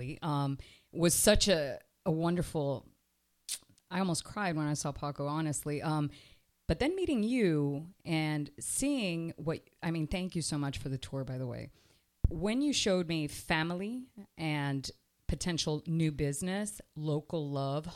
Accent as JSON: {"language": "English", "town": "Miami", "region": "Florida", "country": "United States", "tie": "born or raised there", "said": "I grew up in Miami, and I grew up in Miami"}